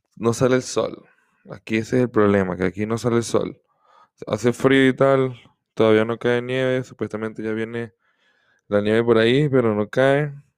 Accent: Venezuela; soy de Venezuela

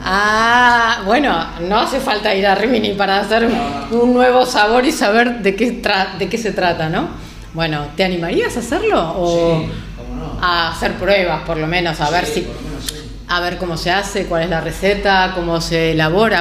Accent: Argentina; now in Marbella, Spain; me encontré con muchos argentinos, que como me di cuenta, por nuestro acento, por nuestro inseparable mate

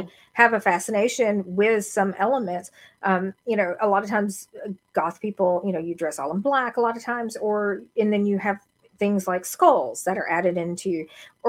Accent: the South, United States; I'm from the South.

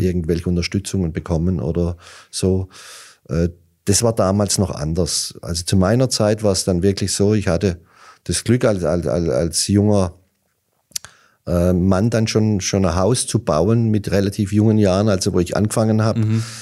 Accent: Hollerbach, Baden-Württemberg, Germany; Hollerbach war mhm. und ist schon immer ein Fußballdorf

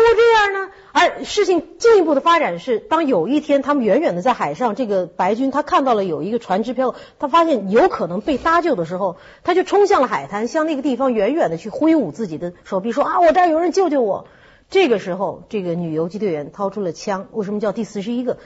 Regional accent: China; 我们中国人都熟悉那个故事

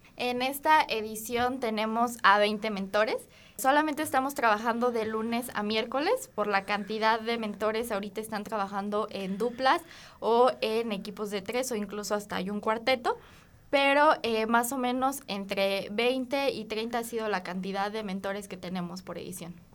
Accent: Guanajuato, Mexico; yo soy de Guanajuato Capital.

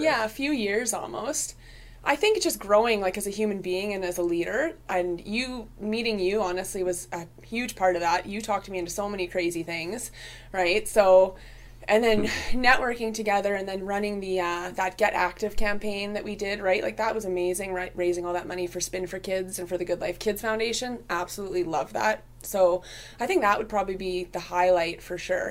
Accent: Vancouver, British Columbia, Canada; moved away as an adult; also born or lived in Okanagan; now in Prince George, Canada; born in Vancouver, uh, moved to the Okanagan when I was quite young, and then back to Vancouver, and then up to Prince George about seven years ago.

